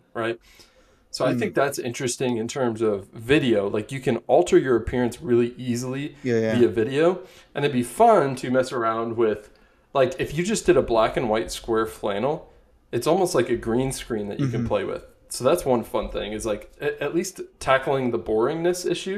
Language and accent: English; United States; also born or lived in Indiana / Michigan; now in Los Angeles, United States; growing up in Indiana, Michigan